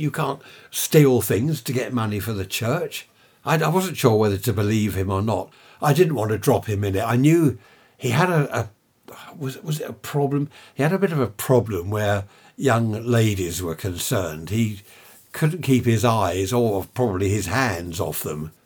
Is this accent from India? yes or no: no; United Kingdom; we're British.